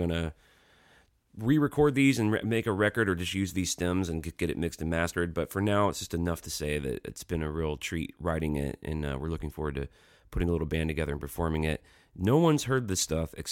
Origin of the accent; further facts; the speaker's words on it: Pelham, Alabama, United States; I grew up in Pelham, Alabama, which is a suburb of Birmingham, about 20 minutes south of town.